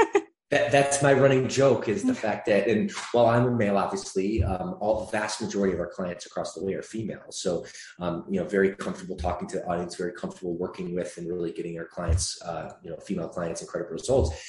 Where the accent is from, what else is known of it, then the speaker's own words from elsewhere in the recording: Michigan, United States; moved away as an adult; also born or lived in Atlanta, Georgia; now in Los Angeles, United States; I grew up there for the latter part of my childhood through adolescence into my, I guess, early adulthood.